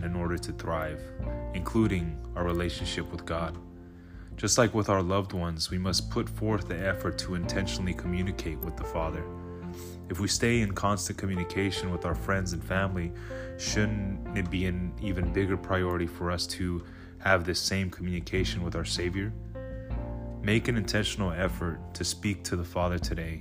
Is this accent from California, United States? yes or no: yes; the Bay Area, California, United States; I grew up in the Bay Area, born and raised